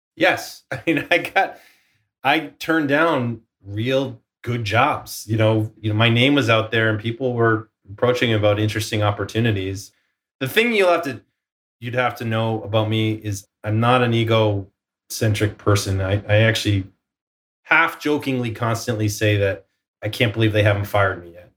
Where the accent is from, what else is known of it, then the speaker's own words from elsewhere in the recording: Boston, Massachusetts, United States; moved away as an adult; now in Silicon Valley, United States; I'm from Boston